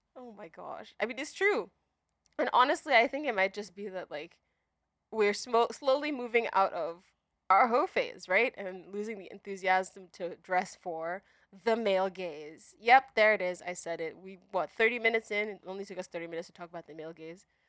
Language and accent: English; Nigeria; now in United States; growing up in Nigeria